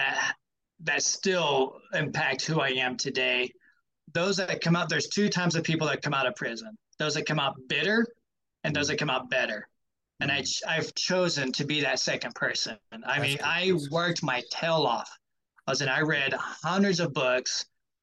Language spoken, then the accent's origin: English; the Bible Belt, the South, United States; Growing up in the Bible Belt